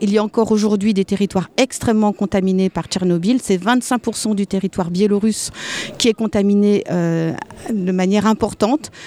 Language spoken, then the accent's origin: French; Alsace, Grand Est, France; je viens d'Alsace, j'habite en Alsace